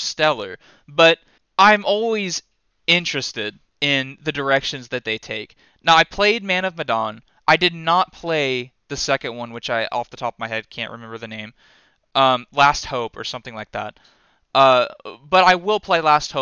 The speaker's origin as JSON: {"language": "English", "country": "United States", "said": "I'm just an American"}